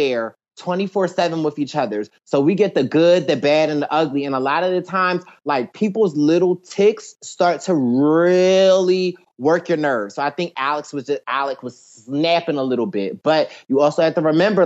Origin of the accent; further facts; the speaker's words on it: Philadelphia, Pennsylvania, United States; I'm from Philly